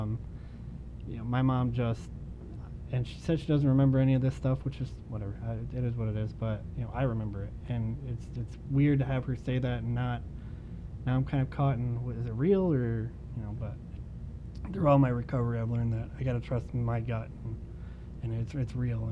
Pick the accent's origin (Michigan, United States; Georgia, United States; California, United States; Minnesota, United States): Michigan, United States; Okemos; now in Ithaca, United States; I'm was born and raised in Okemos, Michigan